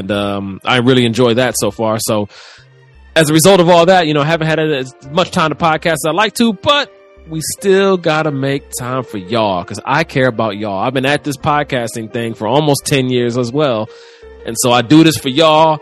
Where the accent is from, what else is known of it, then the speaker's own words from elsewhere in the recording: Cleveland, Ohio, United States; also born or lived in Chicago northern suburbs; now in Central Illinois, United States; I'm from Cleveland originally, but I've been living in Central Illinois for the past 10 years